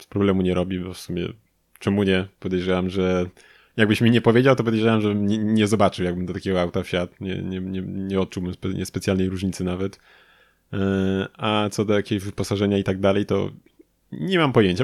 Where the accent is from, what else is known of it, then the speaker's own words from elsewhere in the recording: Lublin, Lublin Voivodeship, Poland; u nas w Lublinie